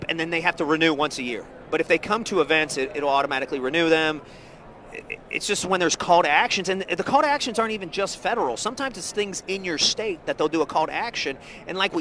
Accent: Atlanta, Georgia, United States; growing up in Atlanta, where the largest ethnicity where I grew up was African American

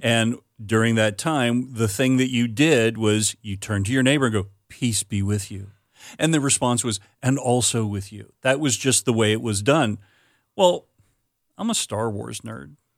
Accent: Florida, United States; moved away as an adult; also born or lived in Wisconsin; we're growing up in Florida

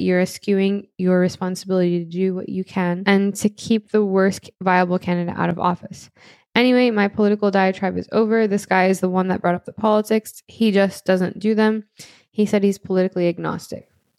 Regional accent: Florida, United States; I grew up in Florida. I've seen how third-party votes act as spoilers.

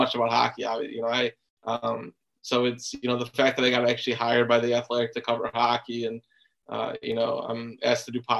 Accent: Chicago, Illinois, United States; I grew up in Chicago

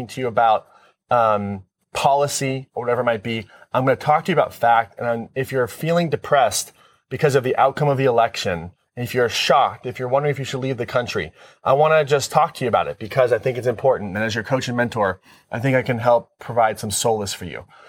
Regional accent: United States; I'm responding as an American.

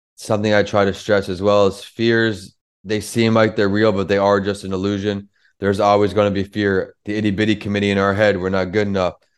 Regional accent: New York, United States; growing up in New York, rap music was the main music we listened

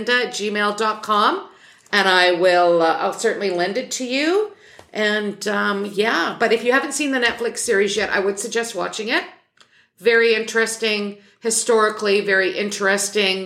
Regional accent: Redcliff, Alberta, Canada; the Redcliffe Public Library, my hometown library

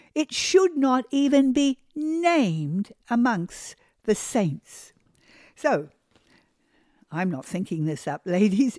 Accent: New Zealand; also born or lived in Australia; now in United States; I am originally a New Zealander. I come from New Zealand

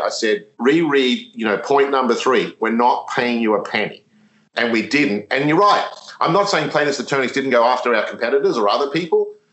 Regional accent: Australia; moved away; I'm Australian, but I started my career there with, with Yum.

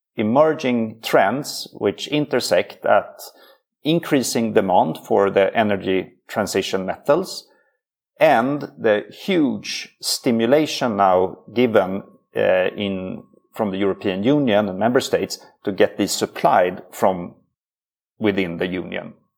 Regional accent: Sweden; He's Swedish like me

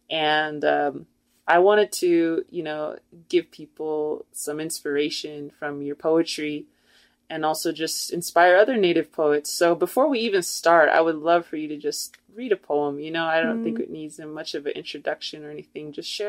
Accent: Taos, New Mexico, United States; I'm from Taos, New Mexico, or I grew up there

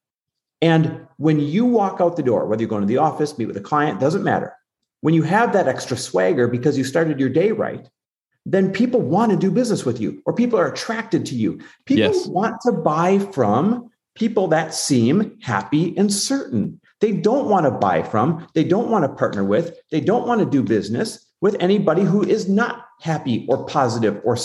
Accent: Green Bay / Milwaukee, Wisconsin, United States; also born or lived in Newport, California; now in Arizona, United States; I'm just a Midwest kid, Midwest born and raised, like Green Bay, Wisconsin, Milwaukee, Wisconsin, that area

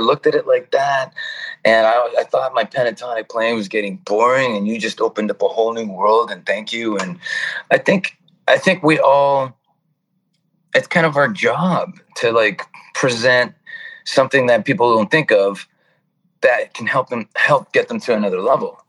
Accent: Toronto, Ontario, Canada; moved away as an adult; now in California, United States; I'm yeah, Toronto. Born, born and raised in Toronto, Canada. Uh, moved to California in '97

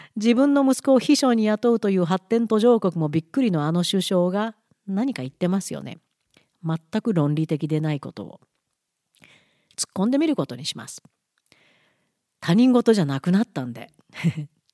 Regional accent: Japan; moved away as an adult; now in Alberta, Canada; 生まれ育ち長い長い間暮らし子供も育てた母国日本

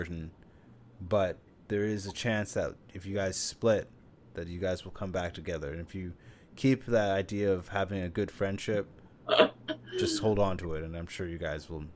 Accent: Canada; I am from Canada

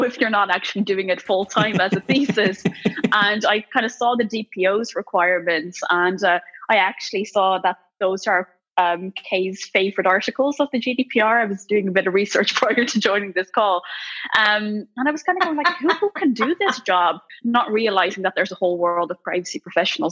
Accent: Netherlands; moved away as an adult; now in Ireland; I grew up in the Netherlands. I'm only half Dutch, mind you, but I still proudly carry a Dutch passport.

